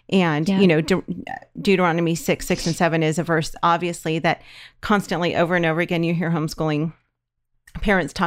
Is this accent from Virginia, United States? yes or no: no; California, United States; we're from California